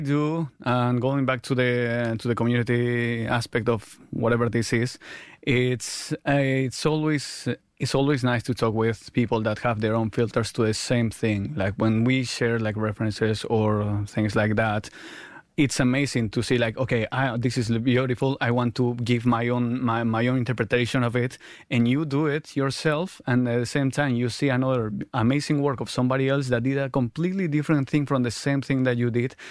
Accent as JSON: {"language": "English", "area": "Mallorca", "region": "Balearic Islands", "country": "Spain", "tie": "born or raised there", "also_born_or_lived": "Argentina / London", "moved": "yes", "lives_now": "Mallorca, Spain"}